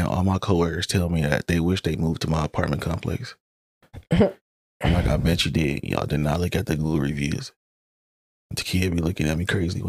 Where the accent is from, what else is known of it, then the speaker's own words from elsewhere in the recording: Los Angeles, California, United States; moved away as an adult; also born or lived in East Coast; I'm from Los Angeles, California. Hell yeah. Not born, but raised. I was actually born in NorCal.